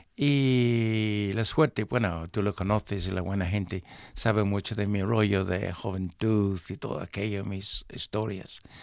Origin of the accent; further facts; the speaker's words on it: England, United Kingdom; moved away; nuestro pueblo tenía en esos momentos, para darte una idea, una población de unas 5.000 personas